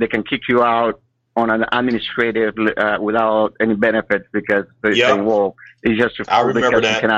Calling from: Sacramento, California, United States; from Sacramento.

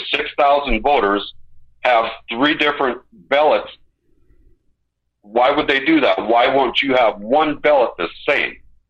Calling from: Montana, United States; in Montana.

